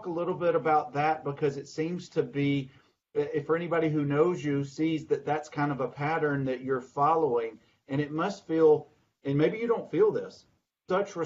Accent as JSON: {"language": "English", "region": "Alabama", "country": "United States", "also_born_or_lived": "Baltimore, Maryland", "said": "I'm from the state of Alabama. I was born in Baltimore"}